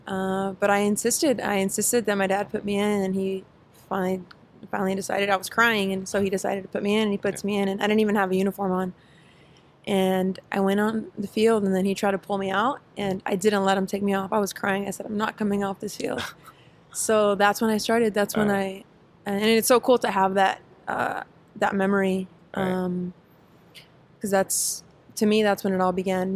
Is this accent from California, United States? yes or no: yes; Santa Ana, California, United States; I grew up in in Orange County in Santa Ana